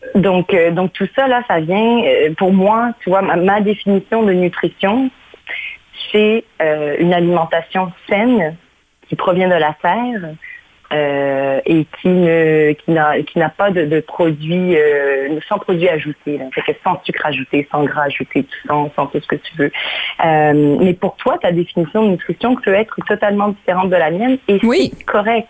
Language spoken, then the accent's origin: French; Canada; moved away as an adult; also born or lived in Mauritius; now in Portugal; j'ai grandi, je suis née à l'île Maurice. Mes parents ont eu l'excellente idée d'immigrer au, au, Canada lorsque j'avais 9 ans. Donc, j'ai grandi au Canada